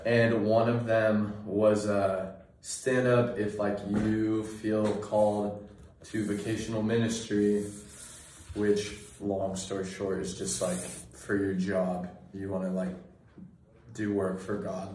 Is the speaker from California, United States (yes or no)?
yes; Sacramento, California, United States; I grew up in Sacramento area, Northern California